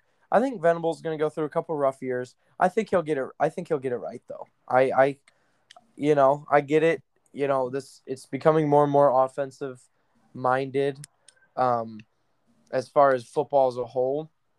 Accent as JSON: {"language": "English", "region": "Ohio", "country": "United States", "also_born_or_lived": "Missouri", "said": "I hear what you're saying, but I came from Ohio."}